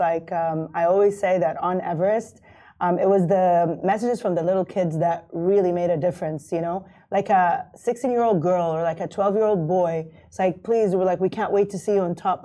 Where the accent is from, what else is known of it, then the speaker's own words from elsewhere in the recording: Kuwait; moved away as an adult; now in Dubai, United Arab Emirates; I grew up in Kuwait. I was born and raised in Kuwait